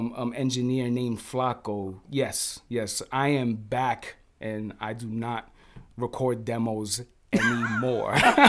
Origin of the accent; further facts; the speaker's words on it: Bronx, New York, United States; Originally from the Bronx, bro. Yes.